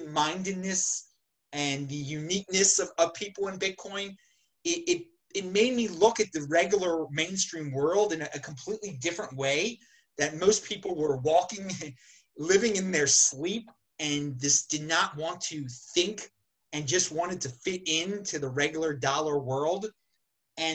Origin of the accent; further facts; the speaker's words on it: Baltimore, Maryland, United States; I grew up in the Baltimore area